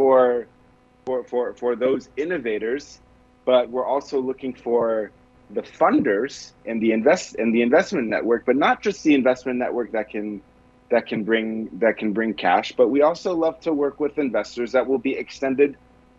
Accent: Israel; I'm from Israel originally

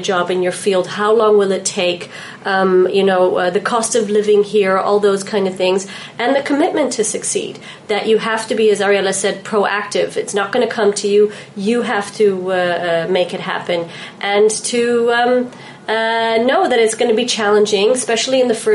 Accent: Netherlands; moved away as an adult; also born or lived in New York, United States; now in Israel; Born and raised in Holland, but I lived in New York for almost 4 years.

